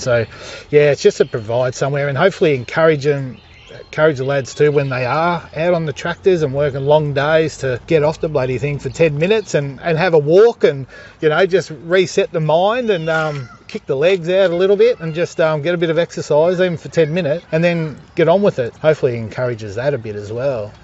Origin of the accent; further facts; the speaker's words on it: Fitzroy, Victoria, Australia; also born or lived in Clayton, Victoria; now in West Wimmera, Australia; We grew up in Fitzroy in a high rise commission building.